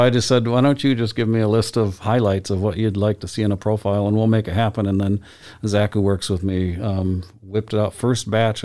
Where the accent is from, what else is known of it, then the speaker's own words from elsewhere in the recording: Lansing, Michigan, United States; now in Boise, United States; I grew up in, in Michigan in my hometown of Lansing